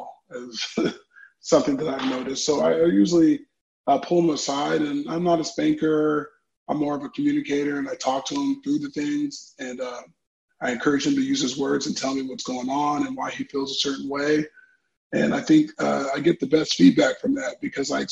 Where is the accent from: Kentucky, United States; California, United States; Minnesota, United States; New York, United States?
California, United States; Orange County; I come from Southern California. Grew up in Orange County, California.